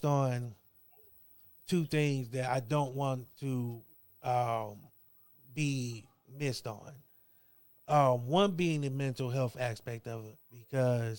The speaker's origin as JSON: {"language": "English", "town": "Akron", "region": "Ohio", "country": "United States", "lives_now": "Canton, United States", "said": "I'm from Akron, Ohio. I live in Canton"}